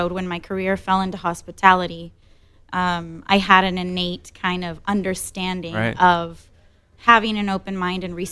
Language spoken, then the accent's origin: English; Cancún, Quintana Roo, Mexico; first language English and Spanish; moved away as an adult; also born or lived in Miami; I grew up in Cancun.